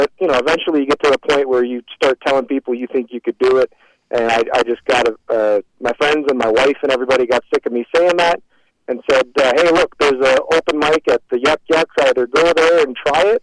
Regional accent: Canada; growing up in Canada is pretty good

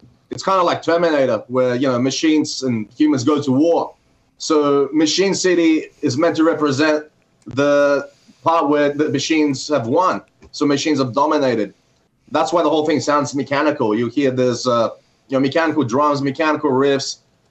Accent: Gold Coast, Queensland, Australia; Yeah, we've got like beautiful beaches here, you know, sunny weather most of the time.

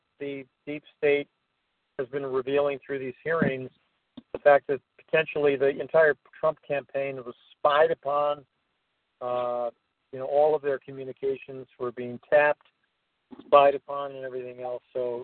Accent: Evanston, Illinois, United States; here in my hometown of Evanston

